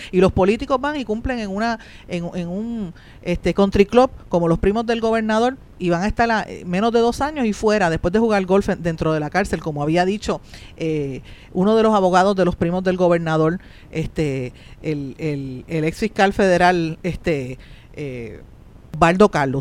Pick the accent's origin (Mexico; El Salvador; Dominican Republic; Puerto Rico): Puerto Rico